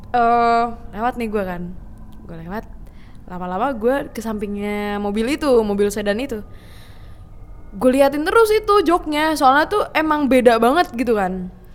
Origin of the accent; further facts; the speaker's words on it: Bekasi, West Java, Indonesia; gua kan dari Bekasi nih maksudnya hmm. gua tuh udah 10 tahun di sono